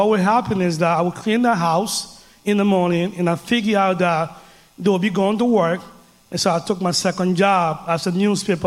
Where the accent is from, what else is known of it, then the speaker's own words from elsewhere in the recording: Liberia; now in Denver, United States; I grew up in a small West African country called Liberia.